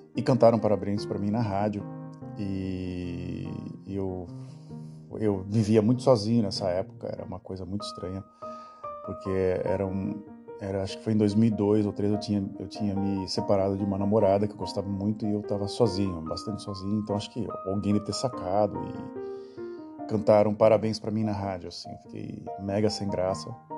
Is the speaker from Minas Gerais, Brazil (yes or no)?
no; Santos, São Paulo, Brazil; Eu morava na cidade de Santos quando era criança